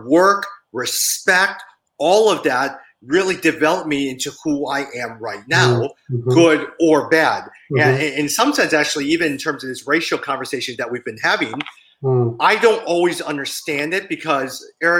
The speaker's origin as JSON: {"language": "English", "country": "United States", "tie": "born or raised there", "said": "my parents immigrated to the U.S. in 1972, but I was born here. But I was raised by immigrant parents."}